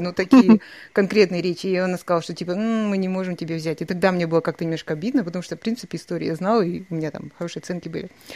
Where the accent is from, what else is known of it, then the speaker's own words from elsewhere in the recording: Kazakhstan; moved away; also born or lived in Sydney; русскоязычная казашка, можно сказать, я выросла в селе, но оно было русское